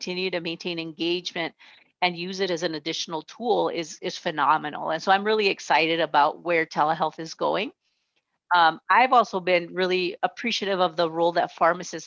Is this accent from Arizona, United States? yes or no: yes; Nogales, Arizona, United States; now in Tucson, United States; I grew up just a few miles south of here in Nogales, Arizona, right on the border between Mexico and the United States. I grew up on the American side